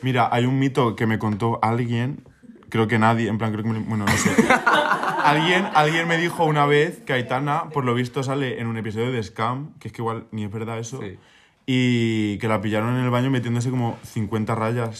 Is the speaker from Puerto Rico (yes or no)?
no; Minaya, Castilla-La Mancha, Spain; moved away; yo estaba en mi pueblo, que es Minaya, en Albacete